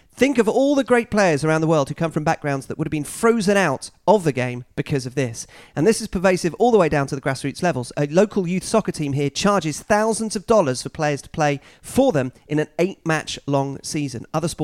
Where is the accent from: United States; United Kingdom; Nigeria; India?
United Kingdom; England; moved away as an adult; now in Vancouver, Canada; I'm from England, I support Stevenage, but I moved to Vancouver a few months ago.